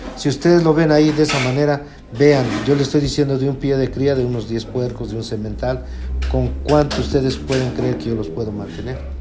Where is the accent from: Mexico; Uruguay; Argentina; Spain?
Mexico; Huaxingo, Puebla; soy de Huaxingo y vivo en Avenida del Carmen, Huaxingo, Puebla